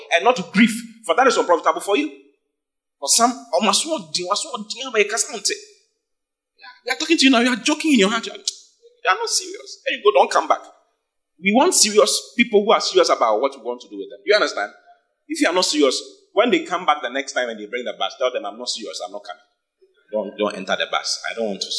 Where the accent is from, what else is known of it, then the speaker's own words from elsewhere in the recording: Accra, Greater Accra, Ghana; moved away as an adult; now in Kumasi, Ghana; I'm not from Kumasi. I was born and bred in Accra